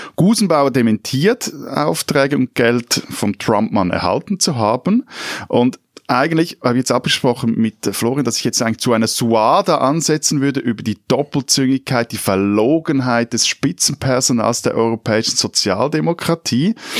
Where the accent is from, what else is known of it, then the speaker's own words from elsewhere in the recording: Switzerland; als Schweizer